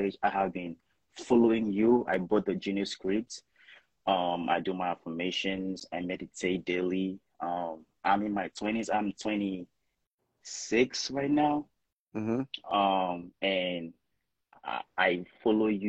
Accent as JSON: {"language": "English", "country": "Nigeria", "moved": "as an adult", "lives_now": "Minnesota, United States", "said": "I'm Nigerian, but I came to school here. I came here for college."}